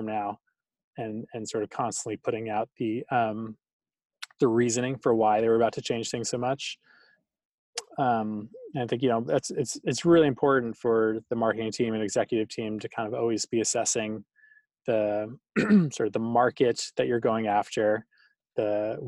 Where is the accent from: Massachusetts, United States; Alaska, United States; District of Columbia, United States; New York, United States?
Massachusetts, United States; Boston; I grew up in Boston.